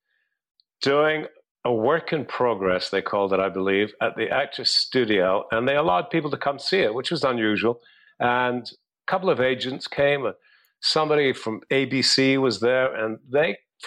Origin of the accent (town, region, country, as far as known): Scotland, United Kingdom; moved away; also born or lived in England